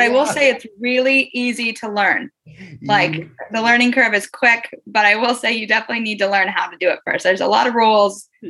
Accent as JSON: {"language": "English", "town": "Vancouver", "region": "Washington", "country": "United States", "moved": "yes", "lives_now": "London, United Kingdom", "said": "I'm from Vancouver, Washington. So that means not the Vancouver, Canada."}